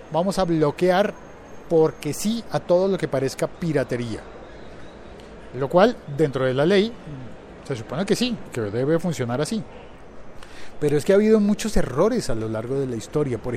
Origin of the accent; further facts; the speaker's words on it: Colombia; Porque te ponen una cosa que, al menos en mi país, en Colombia, se llama